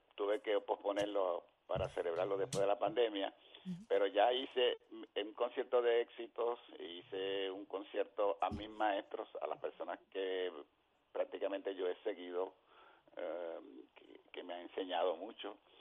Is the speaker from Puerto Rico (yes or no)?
yes; Puerto Rico